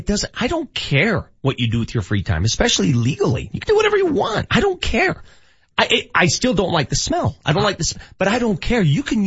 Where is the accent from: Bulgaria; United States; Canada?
United States; Colorado; born or raised there